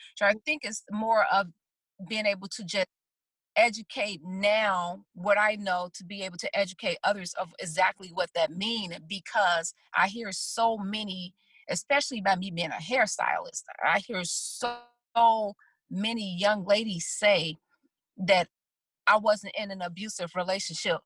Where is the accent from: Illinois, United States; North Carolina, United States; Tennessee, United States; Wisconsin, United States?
Illinois, United States; Chicago; I'm from the South Side of Chicago